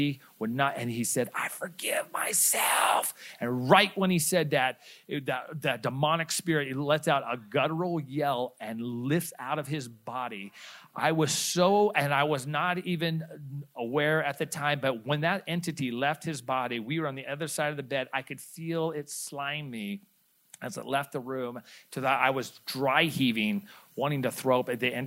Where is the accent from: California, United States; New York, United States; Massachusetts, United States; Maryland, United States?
California, United States; Stockton; we grew up in Stockton, California